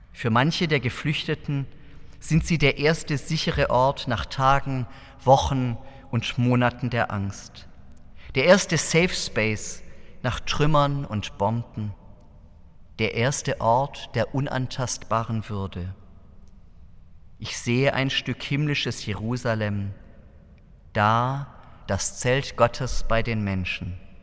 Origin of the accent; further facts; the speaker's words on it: Southern Germany, Germany; in meiner Heimatgemeinde im Süddeutschen